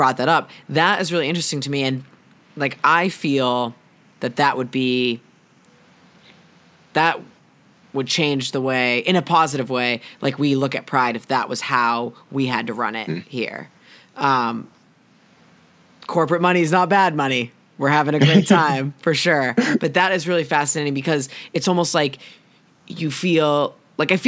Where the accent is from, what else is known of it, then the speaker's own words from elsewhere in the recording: Massachusetts, United States; I am from Massachusetts